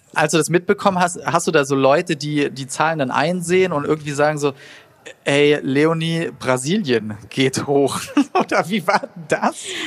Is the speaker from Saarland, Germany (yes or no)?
yes; Saarland, Germany; Ich bin aus dem Saarland